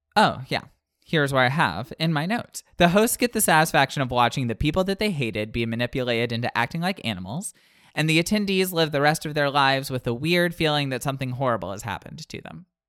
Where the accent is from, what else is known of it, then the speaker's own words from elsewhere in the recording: United States; I'm from the Panhandle